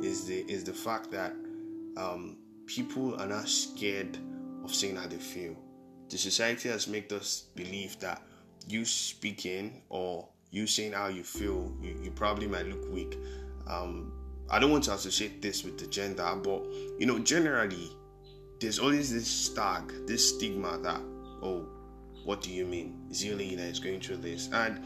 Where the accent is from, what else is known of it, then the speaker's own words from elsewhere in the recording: Nigeria; Being a Nigerian alone could be depressing